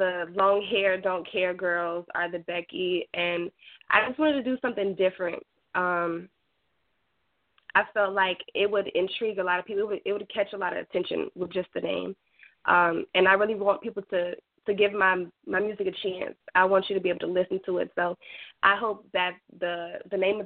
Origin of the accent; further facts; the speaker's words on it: Goldsboro, North Carolina, United States; I'm from Goldsboro, North Carolina.